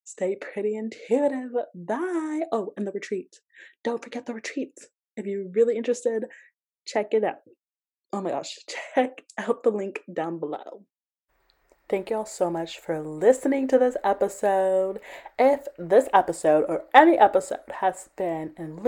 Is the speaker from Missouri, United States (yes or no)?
no; Georgia, United States; I grew up in Georgia and they used to take us to plantations for field trips.